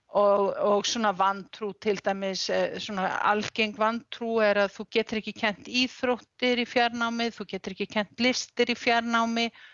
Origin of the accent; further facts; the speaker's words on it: Reykjavík, Capital Region, Iceland; now in Ólafsfjörður, Iceland; ég er úr Reykjavík